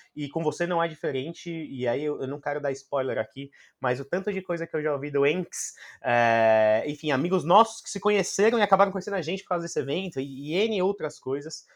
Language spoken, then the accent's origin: Portuguese; Brazil; como brasileiro